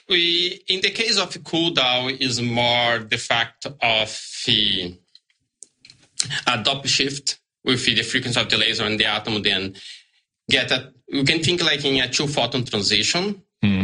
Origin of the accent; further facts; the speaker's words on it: Brazil; English is a second language; moved away as an adult; now in Australia; I'm from Brazil originally.